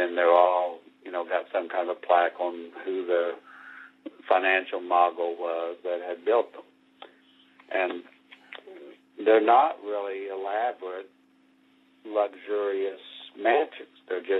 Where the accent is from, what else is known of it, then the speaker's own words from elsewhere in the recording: Oklahoma, United States; I'm from Oklahoma. I've learned a lot of Native history, and I have some Native bloodline